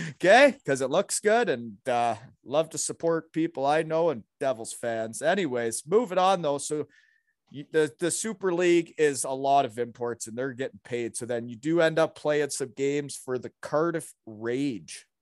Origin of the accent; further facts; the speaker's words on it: Elmira, Ontario, Canada; moved away; I grew up in Almira, Ontario